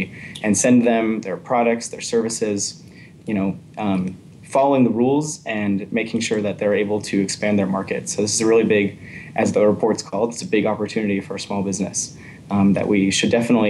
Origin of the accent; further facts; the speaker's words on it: United States; I'm an American.